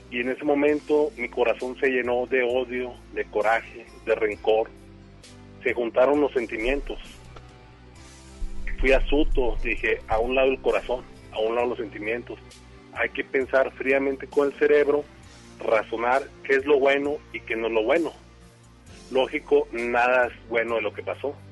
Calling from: García, Nuevo León, Mexico; De García Nuevo León.

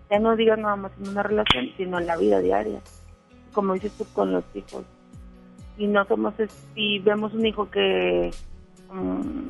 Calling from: Solidaridad, Quintana Roo, Mexico; de acá de Solidaridad.

